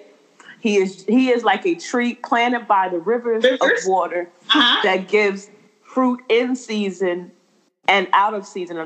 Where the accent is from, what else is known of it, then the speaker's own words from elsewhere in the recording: Philadelphia, Pennsylvania, United States; I grew up in West Philly